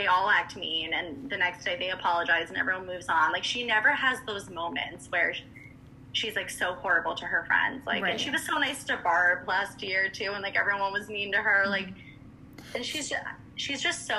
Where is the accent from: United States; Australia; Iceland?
United States; Ridgefield, Connecticut; I grew up in Ridgefield, Connecticut